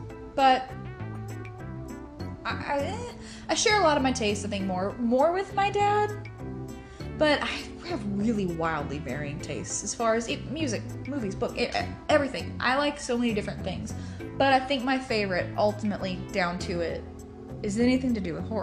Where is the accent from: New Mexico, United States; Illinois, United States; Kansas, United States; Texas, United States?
Texas, United States; East; we're from East Texas. We're from deep in the heart of Texas